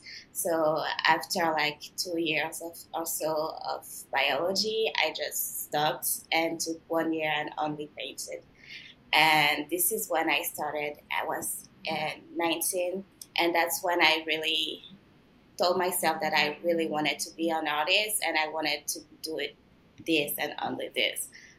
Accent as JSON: {"language": "English", "region": "south of France", "country": "France", "tie": "born or raised there", "also_born_or_lived": "Benin / Quebec, Canada", "accent": "mix of French and Canadian", "said": "A mix of both, because I was born in Benin in West Africa, and then we moved to France because my dad is French, and then we moved to, but we were in the south of France, so it's a different accent. It's not like a Parisian accent."}